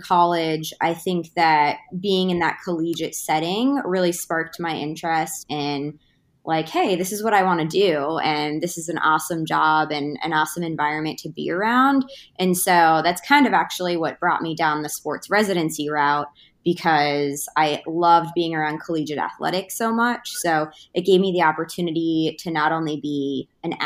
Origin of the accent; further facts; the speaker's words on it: Boston, Massachusetts, United States; moved away as an adult; also born or lived in North Carolina; I'm originally from Boston, Massachusetts. That's where I grew up. I was born and raised